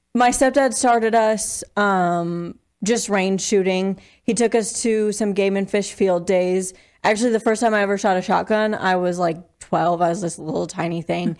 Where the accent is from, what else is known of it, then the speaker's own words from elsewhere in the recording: Eastern Plains, Colorado, United States; moved away as an adult; also born or lived in Laramie, Wyoming; now in Sheridan, United States; I'm originally from Colorado. Grew up on the Eastern Plains, and then I moved to Laramie for college